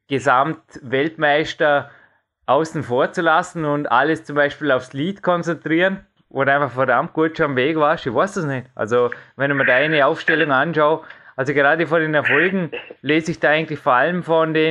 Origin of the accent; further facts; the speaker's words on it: Dornbirn, Vorarlberg, Austria; ich komme ja aus Dornbirn, lebe in Dornbirn, bleibe in Dornbirn, sage ich immer.